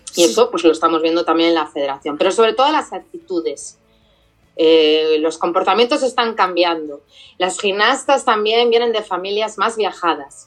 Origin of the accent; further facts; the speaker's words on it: Spain; como española